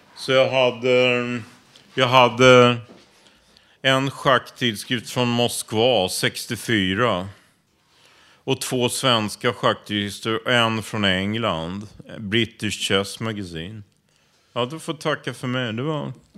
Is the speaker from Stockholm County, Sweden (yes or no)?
yes; Stockholm, Stockholm County, Sweden; Jag är uppvuxen i Rågsved